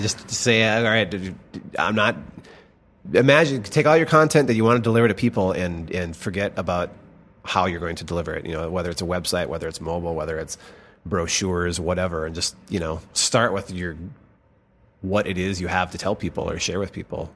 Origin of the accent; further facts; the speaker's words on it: Rome, Minnesota, United States; moved away; small, farm town U S